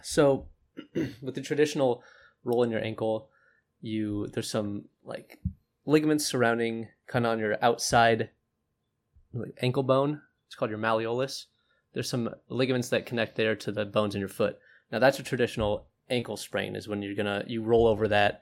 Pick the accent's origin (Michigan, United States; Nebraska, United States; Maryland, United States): Nebraska, United States; Omaha; I'm from Omaha